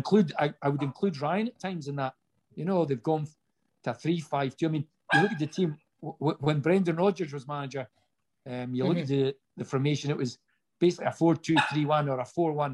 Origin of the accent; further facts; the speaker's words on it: Inverness, Scotland, United Kingdom; my hometown club